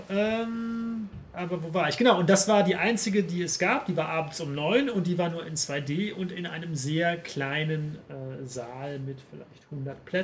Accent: Paderborn, North Rhine-Westphalia, Germany; Ich habe den Film in meiner Heimatstadt Paderborn gesehen, ähm, während Weihnachten und Neujahr.

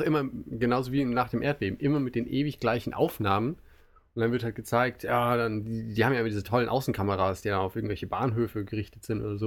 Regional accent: Germany; now in Japan; als Deutsche

